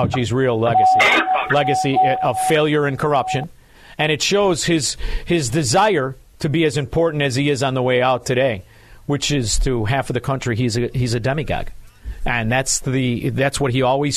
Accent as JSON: {"language": "English", "town": "Hinsdale", "region": "Illinois", "country": "United States", "tie": "born or raised there", "also_born_or_lived": "Melrose Park, Illinois", "moved": "yes", "lives_now": "Florida, United States", "said": "I was born in Hinsdale"}